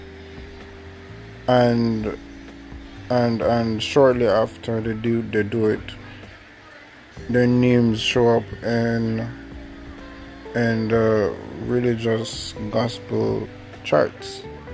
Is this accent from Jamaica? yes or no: yes; Jamaica; accent: Jamaican; I'm Jamaican, so my accent will show.